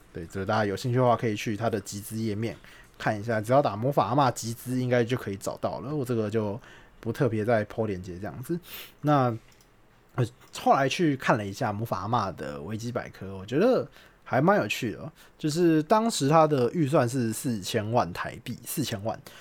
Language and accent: Chinese; Taipei, Taiwan; 身为一个从小在台北长大，然后没有学台语的人